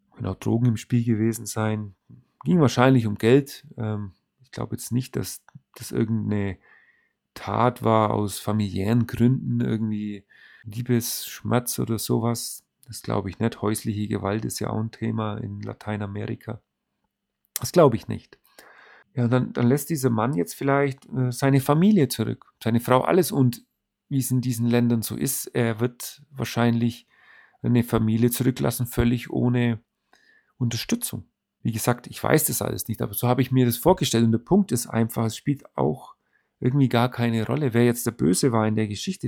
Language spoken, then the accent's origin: German; Germany; bei uns in Deutschland